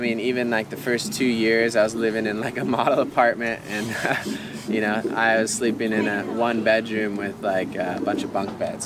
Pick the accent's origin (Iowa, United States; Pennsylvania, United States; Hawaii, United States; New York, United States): Hawaii, United States; Kauai; we're obviously from Kauai